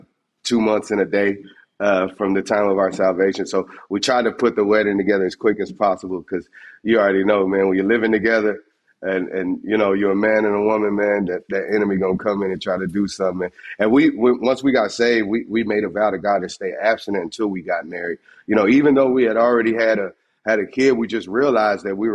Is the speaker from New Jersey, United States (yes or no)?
no; Texas, United States; I'm from Texas.